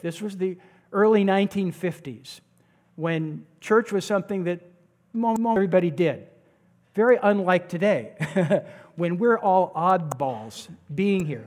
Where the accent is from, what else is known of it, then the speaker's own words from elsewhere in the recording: Santa Cruz, California, United States; I grew up in Santa Cruz